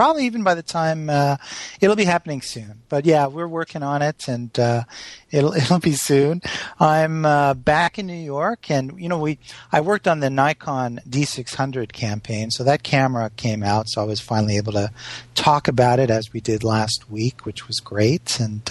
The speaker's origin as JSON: {"language": "English", "town": "Montreal", "region": "Quebec", "country": "Canada", "said": "But Valerie, I'm from Montreal, and I thought it's not Jardin?"}